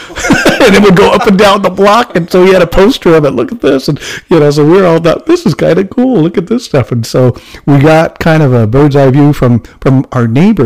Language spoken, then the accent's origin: English; Nevada, United States; later on, I was born in 1960 in Nevada. So my world was even more unusual, because I'm that Asian, that little Chinese kid growing up in a, well, quite frankly, a very white world.